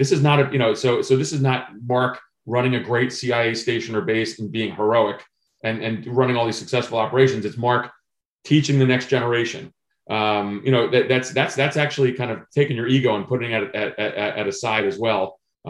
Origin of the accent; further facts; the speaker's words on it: Vienna, Virginia, United States; at the first book event I did in my hometown in Vienna, Virginia